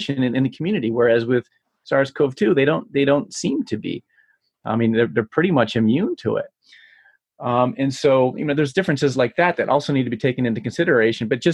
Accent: Michigan, United States; here from my home state of Michigan

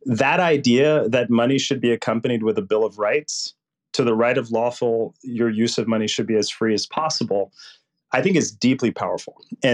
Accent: Puerto Rico; I grew up poor in Puerto Rico, which would make Mississippi look rich.

